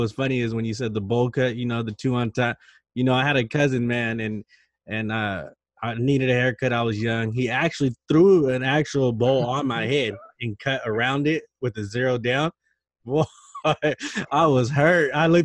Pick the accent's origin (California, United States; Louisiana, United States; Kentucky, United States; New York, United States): California, United States; Stockton; I'm from Stockton, you know, I'm from the hood.